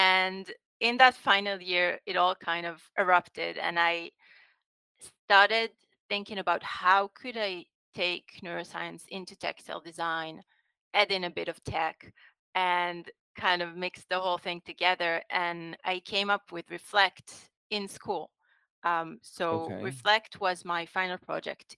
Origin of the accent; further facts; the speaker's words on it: Rosh HaAyin, Central District, Israel; I grew up in Roshain, which is like most places in central Israel.